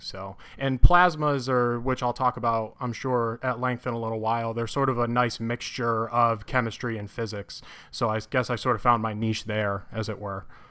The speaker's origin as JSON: {"language": "English", "region": "Connecticut", "country": "United States", "moved": "as an adult", "lives_now": "Urbana-Champaign, United States", "said": "I'm originally from Connecticut"}